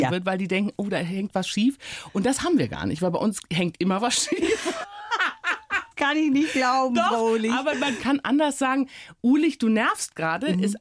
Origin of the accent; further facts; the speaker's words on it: Rhineland, Germany; now in Berlin, Germany; Also ich war ja sozusagen als Rheinländerin erstmal entwurzelt in Berlin.